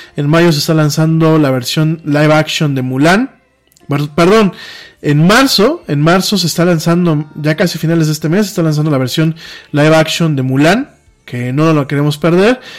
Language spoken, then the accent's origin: Spanish; Mexico; Nosotros como mexicanos